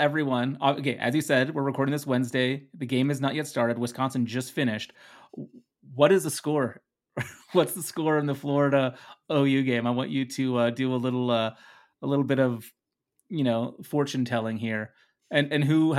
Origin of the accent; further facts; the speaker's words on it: Netherlands; English is a second language; Please remember, everyone, that English is my second language. I am from the Netherlands, so that's always my excuse.